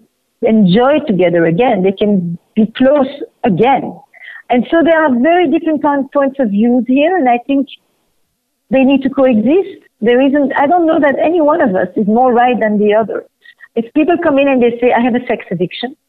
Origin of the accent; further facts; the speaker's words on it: Flemish part of Belgium, Flanders, Belgium; moved away; I'm from Belgium, from the Flemish part of Belgium